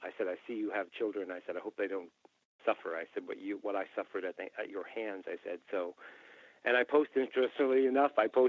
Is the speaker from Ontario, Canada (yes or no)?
no; Glace Bay, Nova Scotia, Canada; moved away; when I went home to Cape Breton, and I played a show there in my hometown, actually, Glace Bay High came to the show